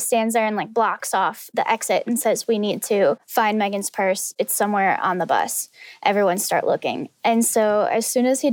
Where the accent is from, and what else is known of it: Livonia, Michigan, United States; born or raised there